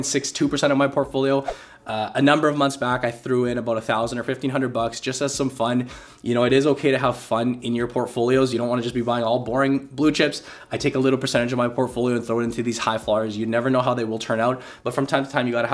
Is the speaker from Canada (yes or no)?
yes; Canada; now in Vancouver, Canada; I am a Canadian